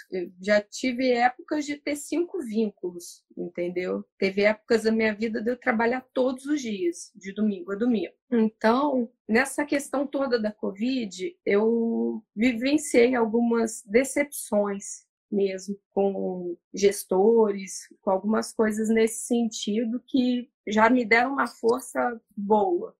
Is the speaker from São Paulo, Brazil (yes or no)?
no; Valença, Rio de Janeiro, Brazil; moved away as an adult; now in Rio de Janeiro, Brazil; me formei em Valença, minha cidade natal, cidade que eu tenho muito orgulho de. Eu brinco que eu sou nascida, criada e estudada lá